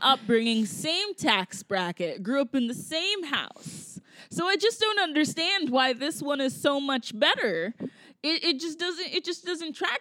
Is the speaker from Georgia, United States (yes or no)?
yes; Georgia, United States; moved away; I grew up in Georgia and I grew up with people, like especially white people, who did not understand this.